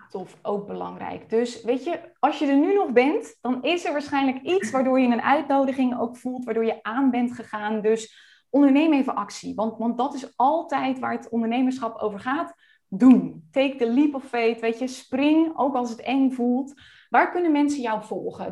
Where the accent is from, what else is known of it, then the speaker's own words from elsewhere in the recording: Friesland, Netherlands; now in Almere, Netherlands; We komen beide uit Friesland